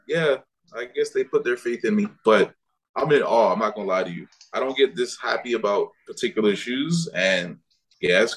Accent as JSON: {"language": "English", "country": "Jamaica", "said": "I am Jamaican"}